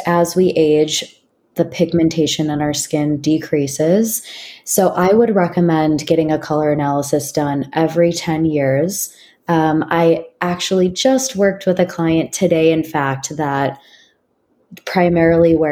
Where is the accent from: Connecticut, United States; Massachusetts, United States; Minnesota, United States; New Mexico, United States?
Minnesota, United States; moved away as an adult; now in San Francisco Bay Area, United States; I'm originally from Minnesota